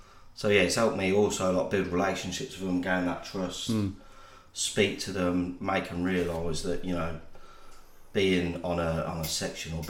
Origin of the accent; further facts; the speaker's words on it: Northampton, East Midlands, United Kingdom; I've born and bred in Northampton